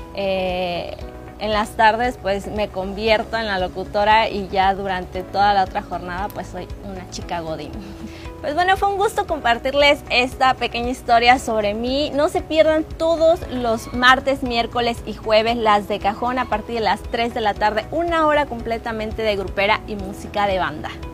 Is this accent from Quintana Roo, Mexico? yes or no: yes; Cancún, Quintana Roo, Mexico; soy de aquí de Cancún, Quintana Roo.